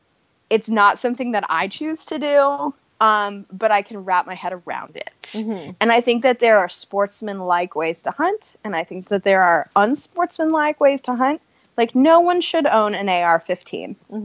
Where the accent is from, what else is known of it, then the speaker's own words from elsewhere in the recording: Ohio, United States; Like, I'm from Ohio. I didn't grow up in a house that hunts, but I understand hunting, you know?